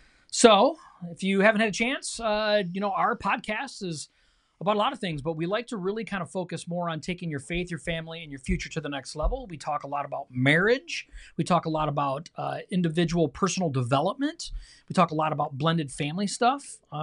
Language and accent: English; Michigan, United States; we got to watch a football game because we are from Michigan.